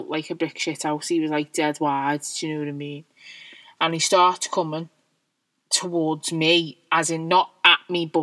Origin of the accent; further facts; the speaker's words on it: Liverpool, North West England, United Kingdom; I'm quite proud of being a Scouser, and I'm proud of where I come from